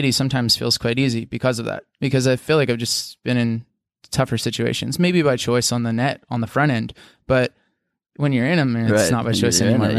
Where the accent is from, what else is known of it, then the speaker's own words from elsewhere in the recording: Pennsylvania, United States; sure, I grew up in Southwestern PA, and that's my home. That's my birth home. My family lives there.